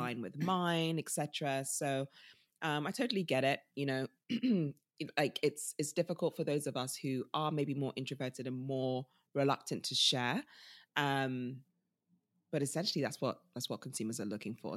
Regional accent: United Kingdom; also born or lived in Nigeria; us as British people

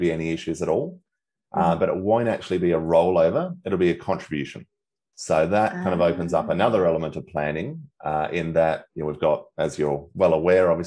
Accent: Australia; moved away as an adult; now in Singapore; as Aussie expats

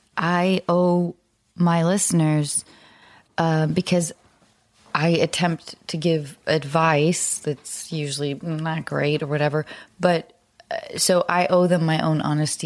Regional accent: Dallas, Texas, United States; born there; also born or lived in Santa Fe / Denver / Salt Lake City; So I was born in Dallas.

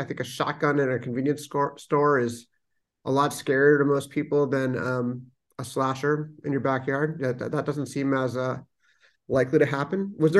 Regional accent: Los Angeles, California, United States; I'm from Los Angeles. I'm from San Pedro.

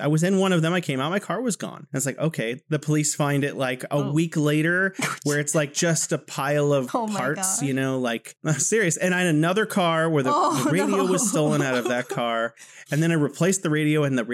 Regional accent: Oakdale, California, United States; moved away as an adult; also born or lived in South Korea; now in Wuhan, China; I grew up in this place called Oakdale

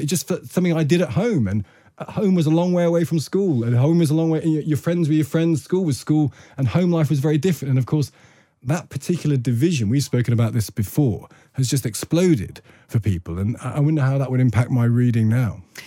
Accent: Loughborough, East Midlands, United Kingdom; I came from Loughborough

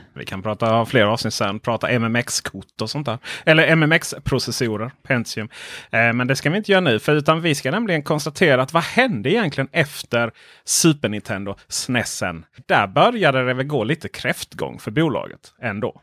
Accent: Ronneby, Blekinge, Sweden; jo, men jag var uppvuxen i Blekinge

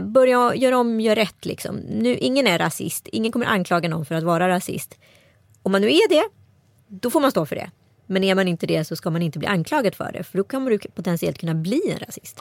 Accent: Strömstad, Västra Götaland, Sweden; jag har vuxit upp i Strömstad kommun

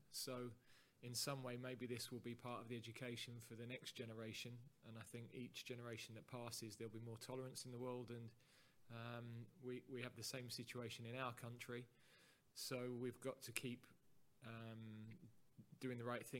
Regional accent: England, United Kingdom

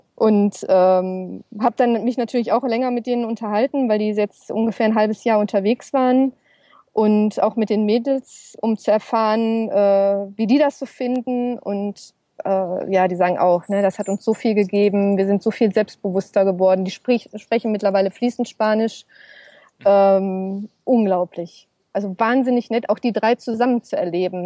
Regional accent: Ruhr area, North Rhine-Westphalia, Germany; moved away as an adult; also born or lived in Essen; ist natürlich mein Zuhause, meine Heimat

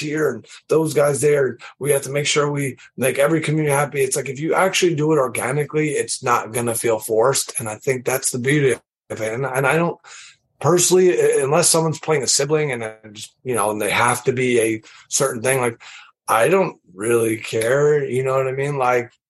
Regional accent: New York City, New York, United States; I'm from Queens, New York

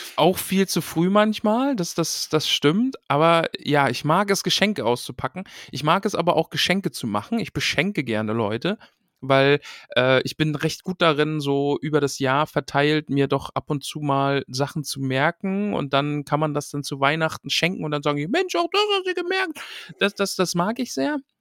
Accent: East Germany, Germany; Ich bin ja aus dem Osten

